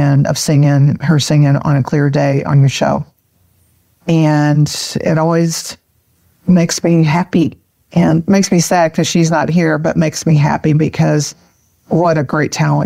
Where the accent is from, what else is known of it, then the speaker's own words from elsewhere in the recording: Texas, United States; accent: Texas; now in Houston, United States; calling from Houston. And I'm sure you'll pick up on my Texas accent pretty easily